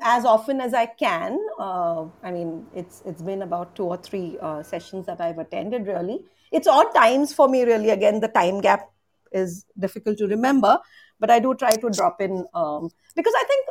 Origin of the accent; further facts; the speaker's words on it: Mumbai, Maharashtra, India; I'm from India too